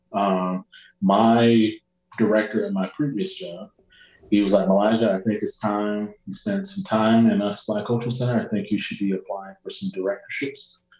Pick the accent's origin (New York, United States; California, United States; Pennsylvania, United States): New York, United States; Rochester; moved away as an adult; also born or lived in El Paso, Texas / New Mexico; now in Salt Lake City, United States; my hometown Rochester